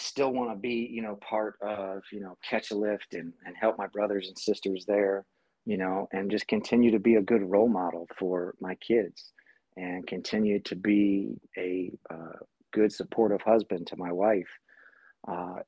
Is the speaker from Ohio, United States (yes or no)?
yes; Massillon, Ohio, United States; moved away as an adult; also born or lived in California; growing up in my hometown of Massillon, Ohio